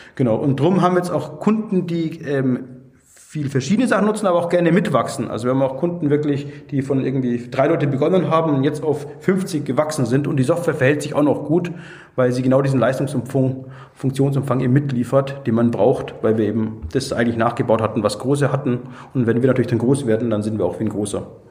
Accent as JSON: {"language": "German", "town": "Munich", "region": "Bavaria", "country": "Germany", "tie": "born or raised there", "moved": "yes", "lives_now": "Augsburg, Germany", "said": "ich bin eigentlich, ähm, gebürtiger Münchner"}